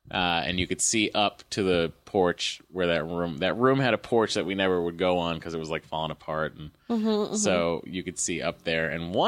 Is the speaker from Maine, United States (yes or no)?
no; Lowell, Massachusetts, United States; I'm from Lowell, right? Massachusetts.